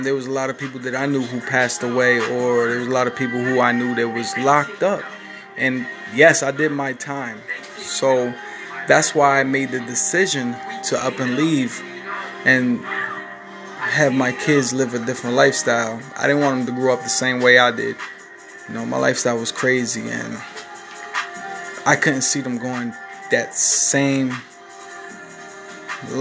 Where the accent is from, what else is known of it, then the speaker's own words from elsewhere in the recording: Newark, New Jersey, United States; I'm from Newark, New Jersey. I grew up from a rough neighborhood.